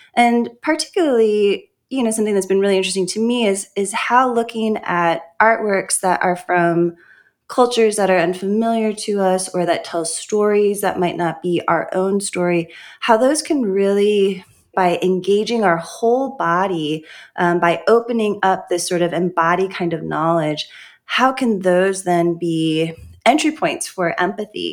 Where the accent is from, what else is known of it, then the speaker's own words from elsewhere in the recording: Honolulu, Hawaii, United States; also born or lived in St. Louis, Missouri; now in Lookout Mountain, United States; I was born in Honolulu, Hawaii, in a Christian biracial home